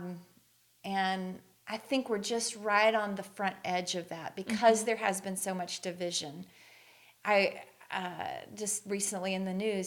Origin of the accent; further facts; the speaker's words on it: the South, United States; moved away as an adult; the way I was raised in the South, was obviously very conservative